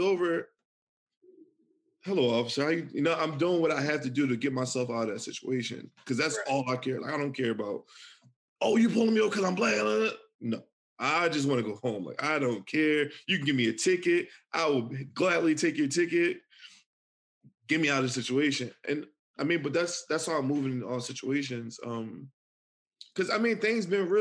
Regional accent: Philadelphia, Pennsylvania, United States; I'm from Philly. Like, it's real. Like, I'm from the hood

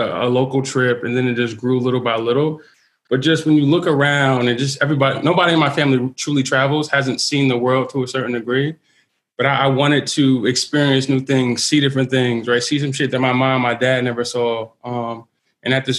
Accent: New Jersey, United States; now in Yonkers, United States; I'm originally from Jersey.

